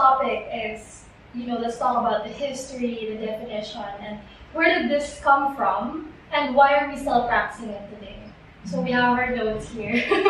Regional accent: Mindanao, Philippines; for us, we came from Mindanao.

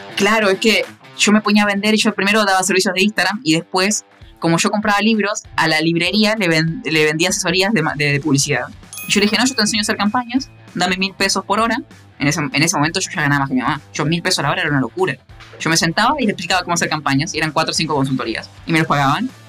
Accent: Concepción del Uruguay, Entre Ríos, Argentina; yo soy argentino

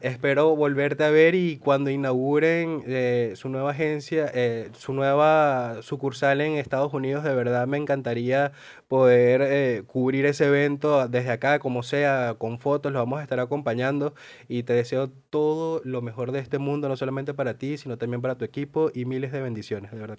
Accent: Venezuela; now in Argentina; me incluyo como venezolanos y como emigrantes

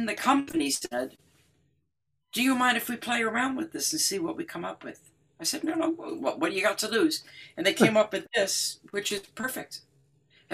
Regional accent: Detroit, Michigan, United States; I grew up in Detroit

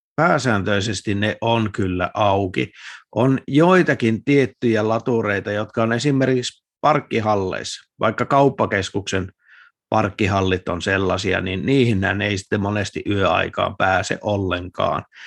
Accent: Lapland, Finland; moved away; mä kun olen Lapista kotoisin

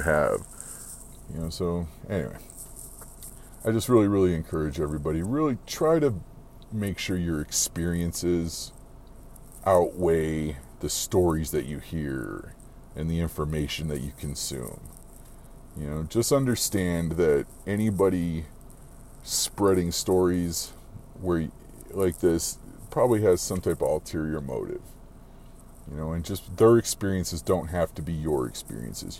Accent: Arizona, United States; I'm from Arizona, man. I've lived here forever

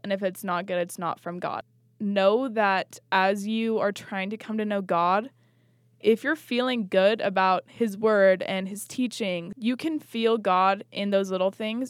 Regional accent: Washington, United States; We grew up outside of Utah and we grew up in Washington

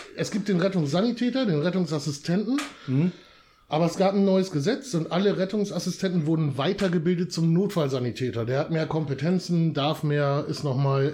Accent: Wietzendorf, Lower Saxony, Germany; moved away; Also ich bin ja auch ein Dörfler. Ich komme aus Wietzendorf. Ne? Ich komme ja auch wirklich schön vom Dorf

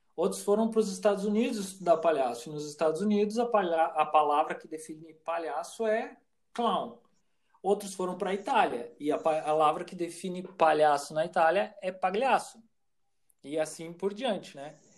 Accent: Santa Maria, Rio Grande do Sul, Brazil; also born or lived in Porto Alegre; eu nasci em Porto Alegre, mas vim para Santa Maria muito cedo e aqui me criei

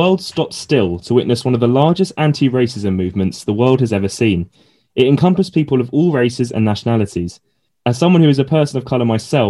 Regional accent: London, United Kingdom; because I'm from London and it's quite a similar setup there in terms of there's a lot of white areas, but there's also quite a lot of ethnic minority areas as well.

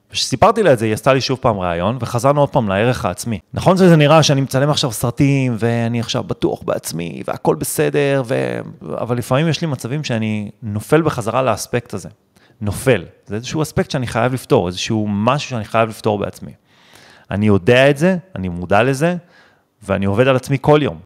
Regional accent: Netanya, Central District, Israel; גדלתי בנתניה, אם חד-הורית, בלי כסף

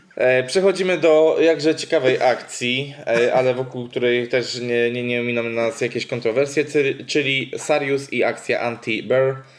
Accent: Łódź Voivodeship, Poland; moved away; ja pochodzę z Podłodzi

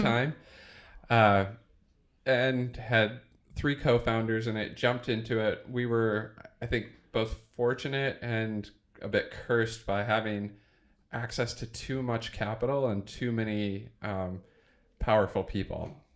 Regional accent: Iowa, United States; I grew up in Iowa, in small town Iowa

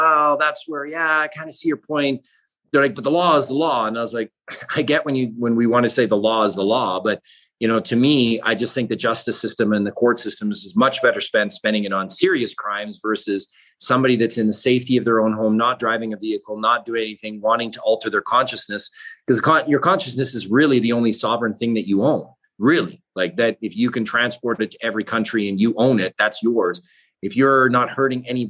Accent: British Columbia, Canada; where I grew up in British Columbia

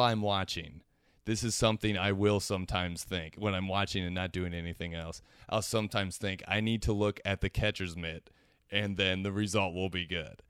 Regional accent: Cincinnati, Ohio, United States; I'm from Cincinnati

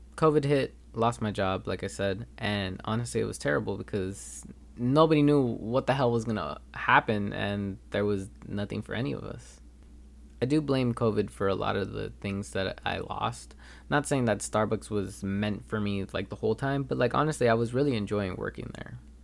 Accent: Los Angeles, California, United States; moved away as an adult; now in Turlock, United States; I am actually from Los Angeles instead of, uh, Turlock, California, where I come to school

